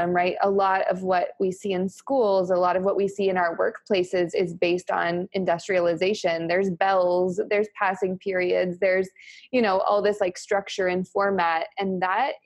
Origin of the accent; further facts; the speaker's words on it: New Mexico, United States; now in Austin, United States; I'm also from New Mexico. I like to share that. I'm very proud of my New Mexico heritage.